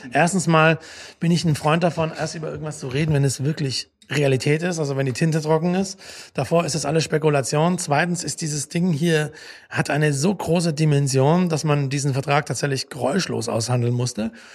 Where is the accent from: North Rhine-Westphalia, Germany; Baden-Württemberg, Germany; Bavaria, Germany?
Baden-Württemberg, Germany; Langenargen; moved away; also born or lived in Stuttgart; Ich bin in Stuttgart geboren, dann direkt am Bodensee groß geworden. Und äh, kleines Touristenort, Langenargen am Bodensee